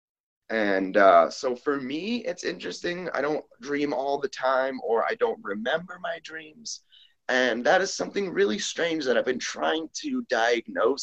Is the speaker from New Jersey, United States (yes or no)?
no; Boston, Massachusetts, United States; also born or lived in Peru; now in Las Vegas, United States; I was born and raised in Boston, Massachusetts. I currently live in Las Vegas, Nevada